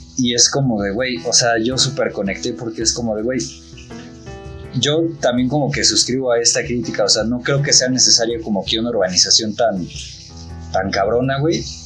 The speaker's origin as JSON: {"language": "Spanish", "country": "Mexico", "also_born_or_lived": "Mexico City", "said": "nosotros como mexicanos"}